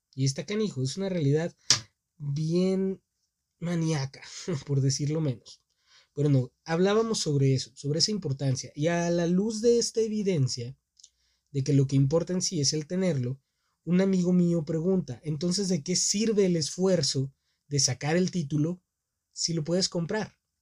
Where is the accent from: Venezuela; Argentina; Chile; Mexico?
Mexico; born or raised there